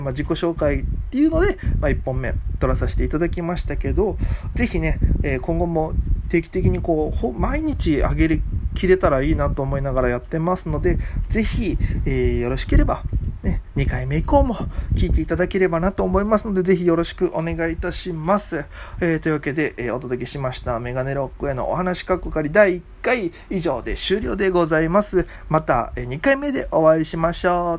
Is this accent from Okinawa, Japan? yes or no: yes; Okinawa, Japan; moved away as an adult; now in Tokyo, Japan; 僕はですね、えー、沖縄県出身で、今、東京でお笑い芸人をやっております